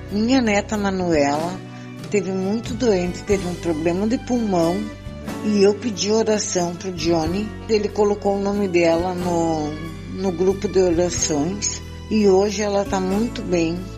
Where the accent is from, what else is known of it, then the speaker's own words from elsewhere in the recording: Rio Grande do Sul, Brazil; eu sou do Rio Grande do Sul.